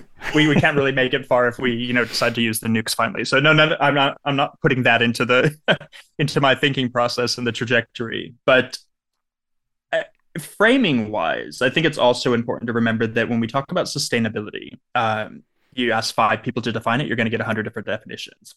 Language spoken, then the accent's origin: English; Southern California, United States; I grew up in Southern California